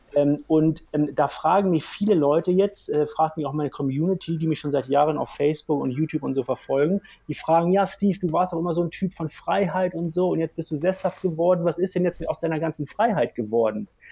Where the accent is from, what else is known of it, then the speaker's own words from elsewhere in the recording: Hamburg, Germany; now in Bavaria, Germany; Ich komme aus Hamburg vom flachen Land